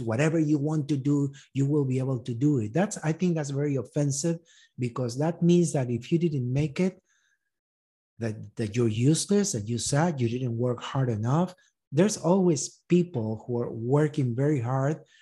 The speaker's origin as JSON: {"language": "English", "country": "Uruguay", "tie": "born or raised there", "also_born_or_lived": "East Texas", "moved": "as an adult", "lives_now": "United States", "said": "I grew up in Uruguay"}